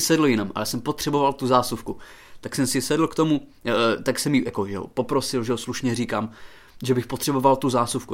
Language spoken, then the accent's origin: Czech; Haná, Olomouc Region, Czechia; moved away; já jsem z Hané, já jsem, že jo, z vesnice na Hané, a tam je to nářečí fakt- fakt silný